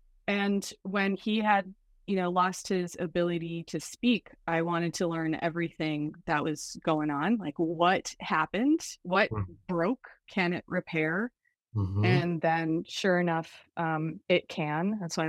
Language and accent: English; Canada; born there; I was born in Canada. I will start back then. I was born near an Arctic tundra, raised on an active volcano.